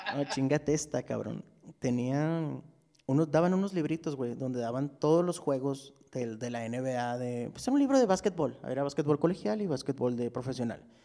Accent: Ciudad Juárez, Chihuahua, Mexico; Yo soy de Ciudad Juárez

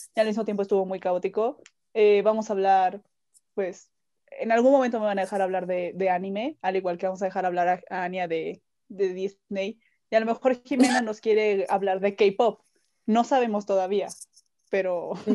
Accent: Veracruz, Mexico; now in Mexico City, Mexico; yo soy de Veracruz, pero vivo en México, entonces yo ya soy más chilanga

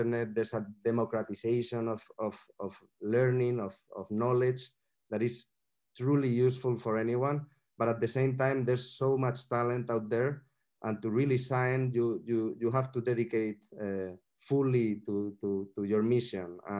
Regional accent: Madrid, Community of Madrid, Spain; I'm from Madrid

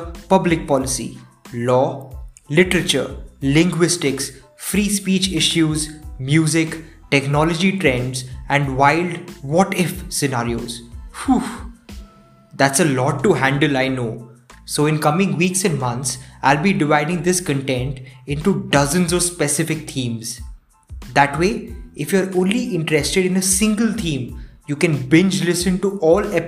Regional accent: India; my accent, I'm from India

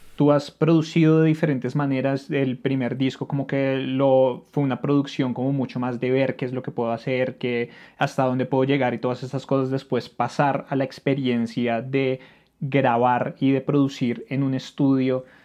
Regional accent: Bogotá, Colombia; uno viviendo en Colombia y uno siendo rolo

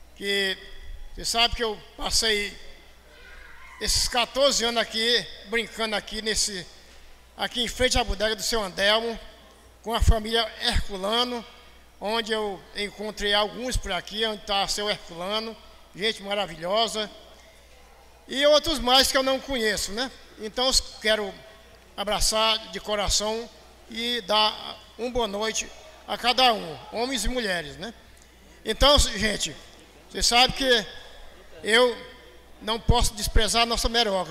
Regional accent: Meruoca, Ceará, Brazil; also born or lived in Palestina, Meruoca; esse tempo que eu passei aqui junto com vocês, na infância

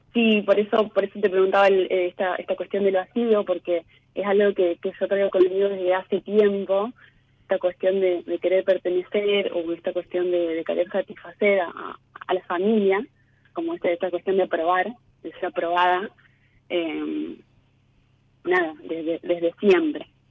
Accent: Laboulaye, Córdoba, Argentina; moved away as an adult; now in Córdoba, Argentina; De Córdoba.

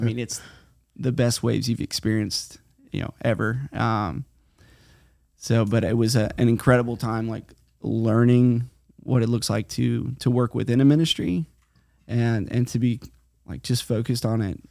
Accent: Titusville, Florida, United States; moved away as an adult; also born or lived in Hawaii / California; now in Guatemala; I grew up here in Titusville, Florida, right between Titusville and Mims

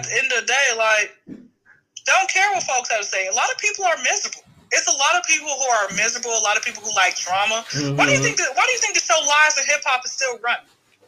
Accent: Wyoming, United States; I'm from Wyoming. Stay there.

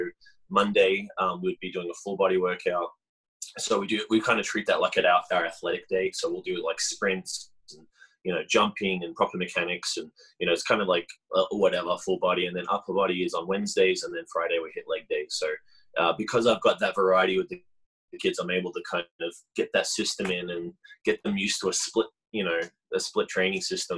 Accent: Melbourne, Victoria, Australia; moved away as an adult; also born or lived in Hamilton, New Zealand; now in Utah, United States; I was born in New Zealand, in Hamilton on the North Island. And then when I was about three or so, my parents relocated to Melbourne in Australia. And that's where I grew up.

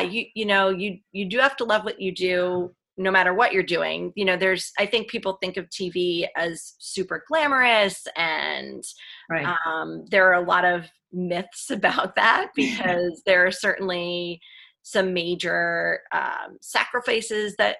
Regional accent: New Jersey, United States; moved away as an adult; also born or lived in Florida / Philadelphia; we're actually both from New Jersey

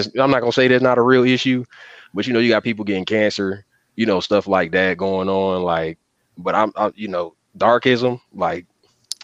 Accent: Atlanta, Georgia, United States; I'm from the South, and I say like with Atlanta and Georgia was where I was mostly at coming up.

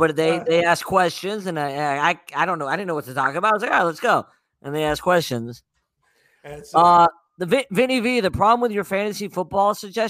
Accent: San Diego, California, United States; growing up in San Diego

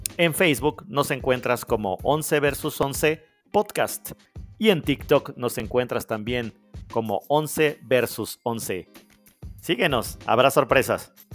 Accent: Mexico

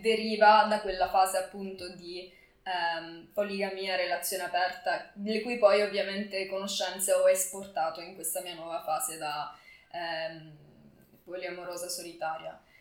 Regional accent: Cosenza, Calabria, Italy; moved away as an adult; now in Milan, Italy; sono nata a Cosenza ma vivo a Milano da tre anni

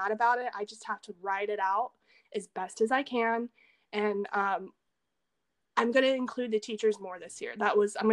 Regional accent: the South, United States; moved away as an adult; also born or lived in France; now in Seosan, South Korea; I come from the South

